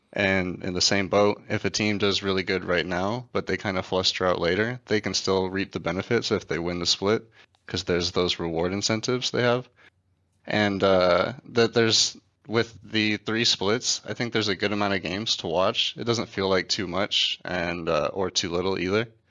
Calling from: Buda, Texas, United States; I'm calling from Buda, Texas

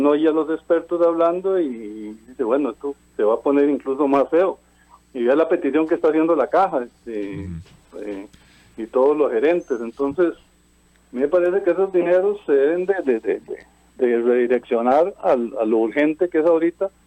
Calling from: Cartago, Costa Rica; de Cartago.

